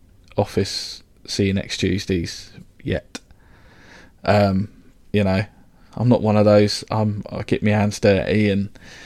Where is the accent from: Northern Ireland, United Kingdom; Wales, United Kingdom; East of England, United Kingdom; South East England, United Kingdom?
South East England, United Kingdom; Reading; also born or lived in London; I was born in London, but raised in Reading